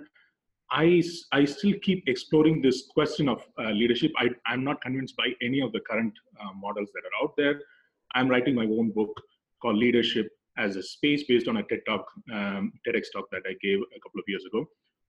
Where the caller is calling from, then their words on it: Geneva, Switzerland; I'm dialing in from Geneva in Switzerland.